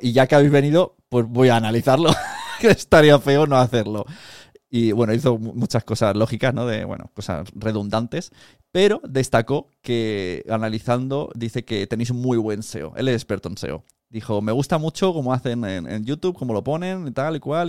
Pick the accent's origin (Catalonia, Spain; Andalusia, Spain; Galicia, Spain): Catalonia, Spain; Palau-solità i Plegamans; al castillo de mi pueblo, de Palau Plemans